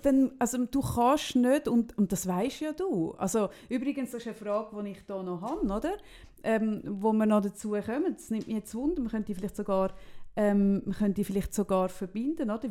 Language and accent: German; Switzerland; bei uns in der Schweiz